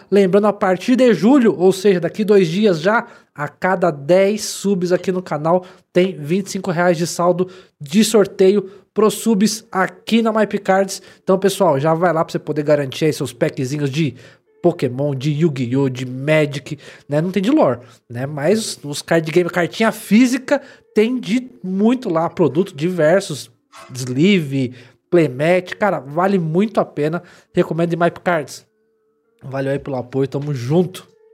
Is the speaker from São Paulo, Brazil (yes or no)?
yes; São Paulo, Brazil; eu sou paulista